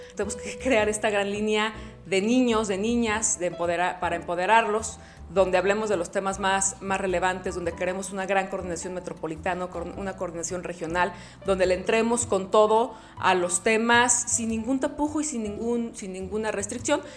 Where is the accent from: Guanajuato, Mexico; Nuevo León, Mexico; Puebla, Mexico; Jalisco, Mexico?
Jalisco, Mexico; Guadalajara; soy una orgullosamente tapatía